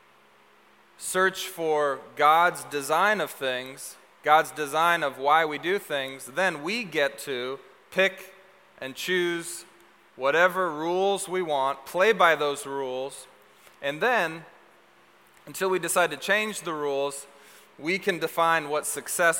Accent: Seattle, Washington, United States; also born or lived in Texas; I was a functional Seattleite.

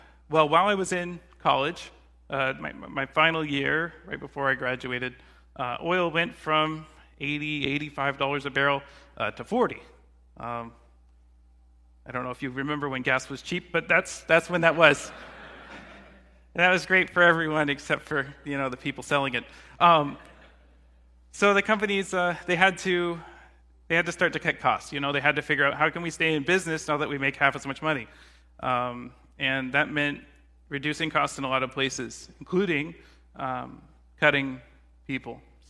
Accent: Katy, Texas, United States; So growing up, I grew up in near Houston, Texas, in a smaller town called Katy.

